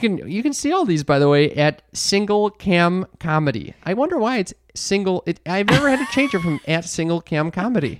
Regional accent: Midwest, United States; we're from the Midwest

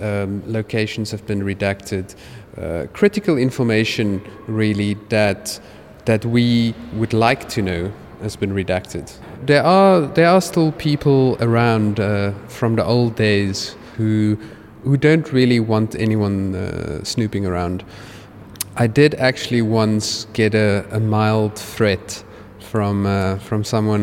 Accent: South Africa; I'm a South African artist

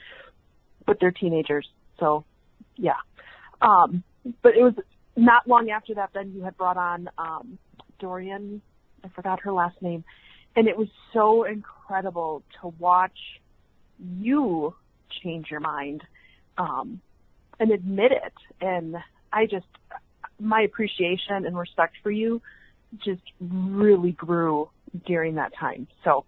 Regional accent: Wisconsin, United States; I'm from Wisconsin

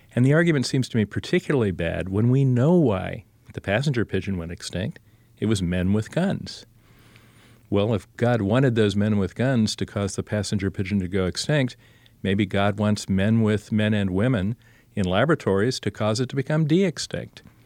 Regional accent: Columbus, Ohio, United States; I was born in Columbus, Ohio

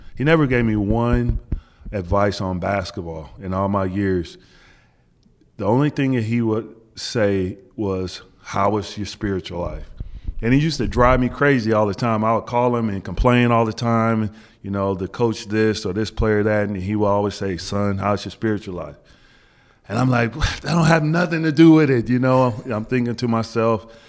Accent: Wichita, Kansas, United States; moved away as an adult; also born or lived in New Jersey; growing up in Wichita, Kansas, we used to get a lot of the Big East games.

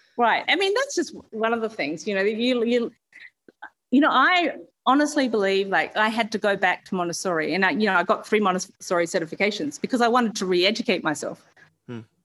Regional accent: Perth, Western Australia, Australia; born and raised in Perth

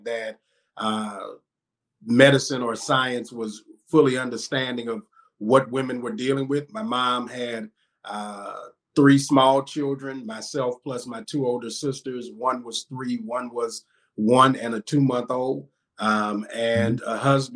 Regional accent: Baton Rouge, Louisiana, United States; also born or lived in Jacksonville, Florida; I was born here in Baton Rouge, Louisiana, born and raised, and spent all of my life in the South.

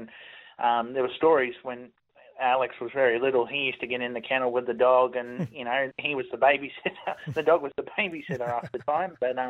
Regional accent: Queensland, Australia; now in Tasmania, Australia; I come from Queensland. I'm used to 30 degrees sitting in shorts and T-shirt.

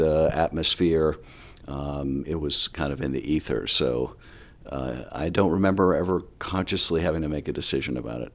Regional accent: Boston, Massachusetts, United States; now in Los Angeles, United States; growing up in Boston

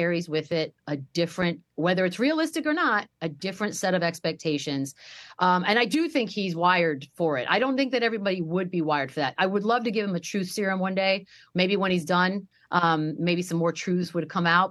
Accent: Texas, United States; I grew up in Texas

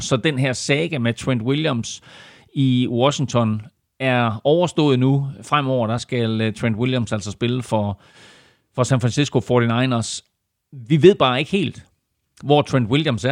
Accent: Denmark; Vi danskere

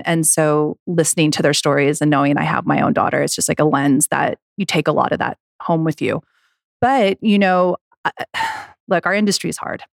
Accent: United States; I grew up in Lake Tahoe, I was a snowboarder

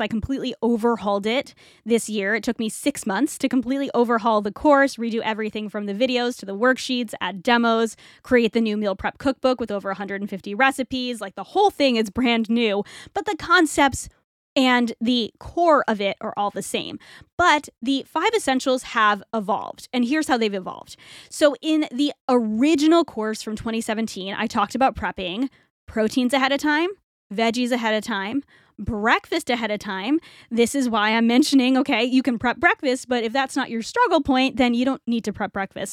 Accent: New England, United States; moved away as an adult; also born or lived in Toronto, Canada; now in Florida, United States; we moved to Florida from New England, which is where I grew up

